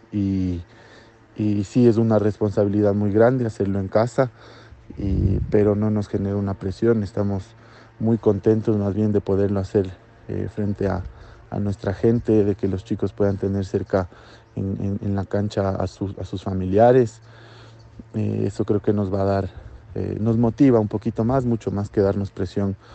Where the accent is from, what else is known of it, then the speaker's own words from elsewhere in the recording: Ecuador; que somos de Ecuador, que venimos a competir, que venimos a ganar y, que amamos a nuestro país.